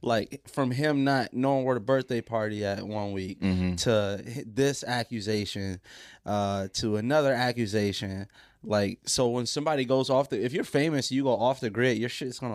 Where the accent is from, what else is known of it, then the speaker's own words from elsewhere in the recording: Pontiac, Michigan, United States; I'm from Pontiac, Michigan.